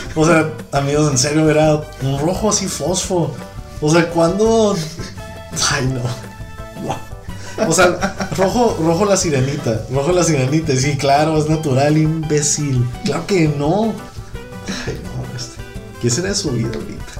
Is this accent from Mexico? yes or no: yes; northern Mexico, Mexico; accent: norteño